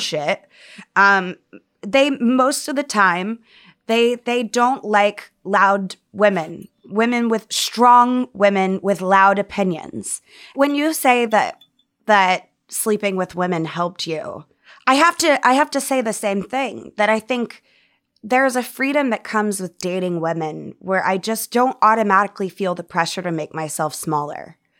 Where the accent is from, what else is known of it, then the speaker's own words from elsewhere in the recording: the South, United States; growing up in the South